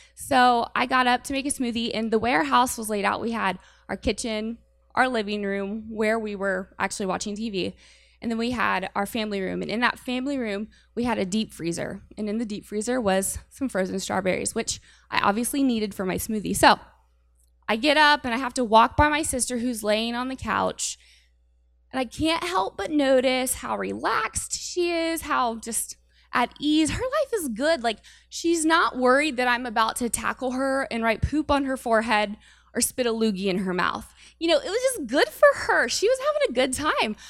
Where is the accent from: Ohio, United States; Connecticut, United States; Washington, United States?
Ohio, United States; Urbana; moved away as an adult; now in Warren, United States; I am not from Warren. I am from Urbana, Ohio, and that's like four hours from here